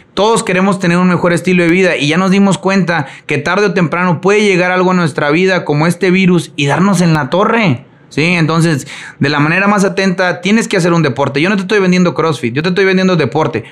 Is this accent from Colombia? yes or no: no; Mexico; soy mexicano